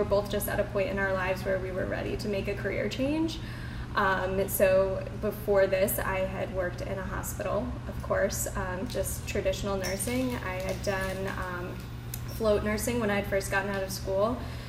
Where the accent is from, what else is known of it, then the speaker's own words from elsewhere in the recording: Connecticut, United States; now in Charleston, United States; So I am originally from Connecticut. I moved here in 2018 with my husband and my dogs.